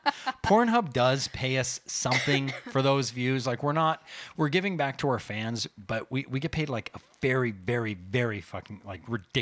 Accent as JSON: {"language": "English", "country": "Canada", "said": "We're Canadian."}